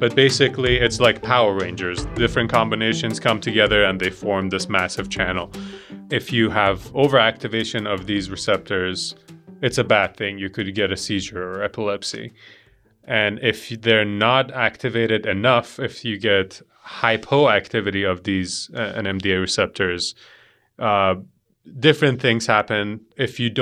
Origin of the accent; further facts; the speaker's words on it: Iran; now in Montana, United States; I'm from Iran. I came here about 11, 12 years ago